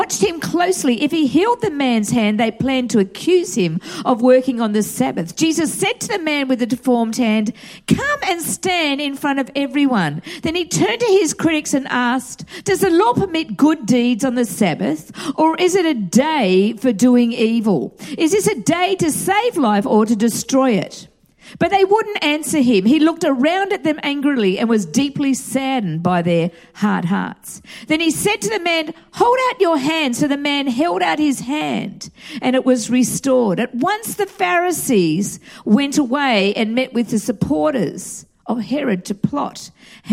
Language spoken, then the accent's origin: English; Australia; moved away as an adult; also born or lived in Atlanta, Georgia / North Hollywood, Los Angeles; now in United States; growing up in Australia.